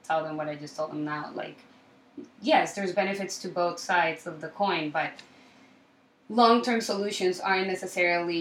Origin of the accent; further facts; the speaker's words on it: Colombia; also born or lived in Miami / Chicago; now in New York, United States; So I'm originally from Colombia. I was born and raised in Colombia, and I moved to Miami for around 9 years